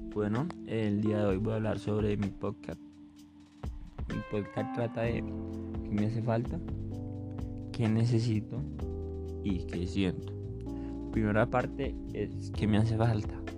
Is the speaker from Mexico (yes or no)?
no; Eje Cafetero, Colombia; now in Bogotá, Colombia; por el eje cafetero, de donde soy oriundo